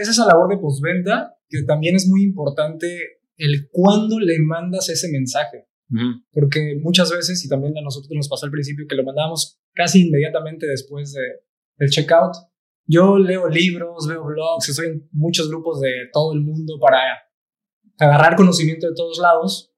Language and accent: Spanish; Cancún, Quintana Roo, Mexico; also born or lived in Playa del Carmen; yo soy de Cancún y muchas de mis amistades son de Cancún